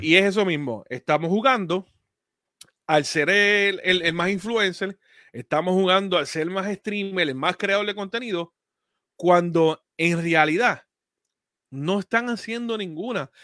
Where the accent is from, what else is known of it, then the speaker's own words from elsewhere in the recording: Puerto Rico; moved away; Nosotros somos de Puerto Rico y aunque yo no viva allá